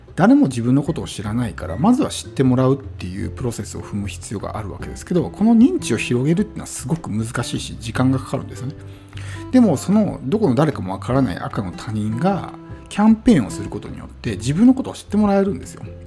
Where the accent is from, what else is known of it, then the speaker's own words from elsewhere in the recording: Japan; moved away as an adult; もともと田舎で生まれ育ってきて